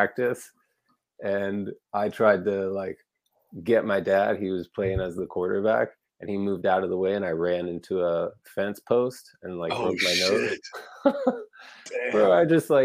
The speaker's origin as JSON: {"language": "English", "town": "Weston", "region": "Florida", "country": "United States", "tie": "born or raised there", "lives_now": "Orlando, United States", "said": "I grew up in Broward County, this little city called Weston."}